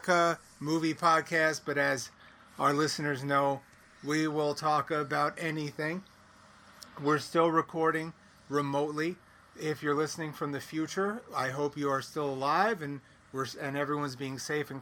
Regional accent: New York City, New York, United States; I'm from Brooklyn, born and raised

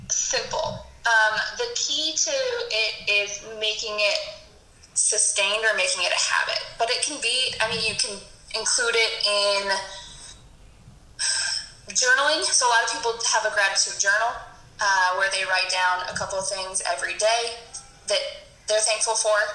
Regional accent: Colorado, United States; now in Fort Benning, Georgia, United States; I am originally from Colorado, but like Kayla said, I now work at Fort Benning in Georgia.

